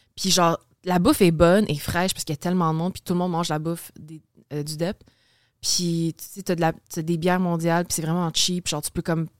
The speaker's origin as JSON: {"language": "French", "town": "Saint-Constant", "region": "Quebec", "country": "Canada", "tie": "born or raised there", "also_born_or_lived": "Maisonneuve, Montreal / West Island, Montreal", "said": "j'ai passé, je pense, 11 ans de ma vie, ça arrive sud. Fait que genre Delson, Saint-Constant."}